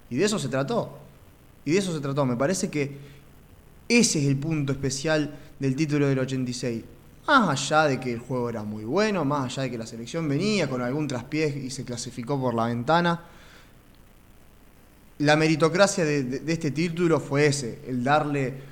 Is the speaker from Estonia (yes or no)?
no; Argentina; como argentino